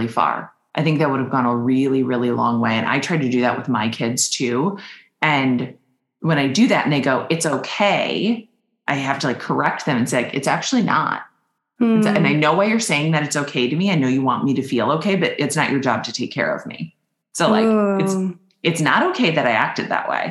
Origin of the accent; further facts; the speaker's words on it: Minnesota, United States; I'm from Minnesota